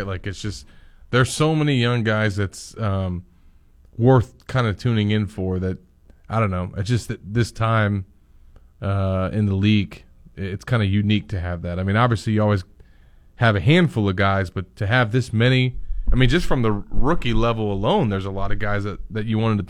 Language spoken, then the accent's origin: English; Louisiana, United States; I'm from Louisiana.